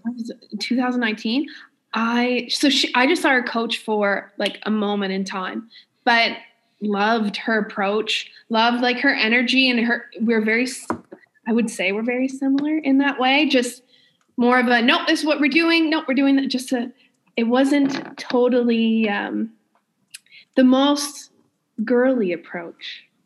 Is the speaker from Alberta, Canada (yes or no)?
no; New Brunswick, Canada; I'm from New Brunswick